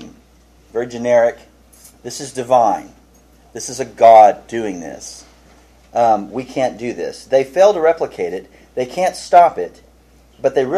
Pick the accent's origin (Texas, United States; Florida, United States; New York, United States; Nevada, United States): Texas, United States; Houston; I grew up in Houston